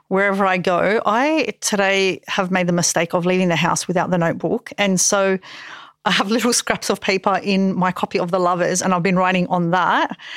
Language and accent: English; Parramatta, New South Wales, Australia; I'm from Parramatta